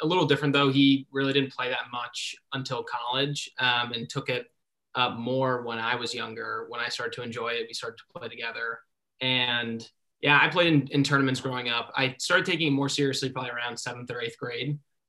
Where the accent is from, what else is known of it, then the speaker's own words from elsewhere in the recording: New York, United States; I'm from New York